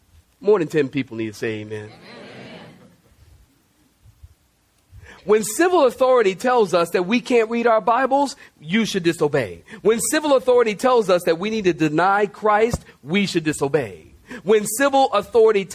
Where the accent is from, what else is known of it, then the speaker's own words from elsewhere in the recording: United States; I am patriotic. I love the U.S. of A.